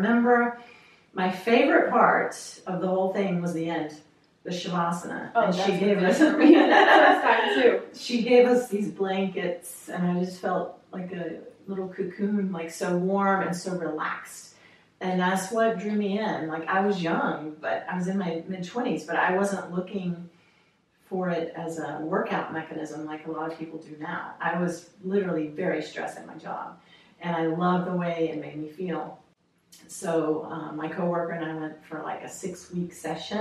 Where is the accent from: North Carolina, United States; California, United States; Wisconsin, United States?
North Carolina, United States; moved away; also born or lived in Costa Rica; I'm originally from North Carolina